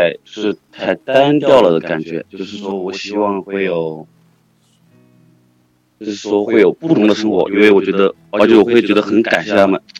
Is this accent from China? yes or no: yes; Hunan, China; 我是湖南的。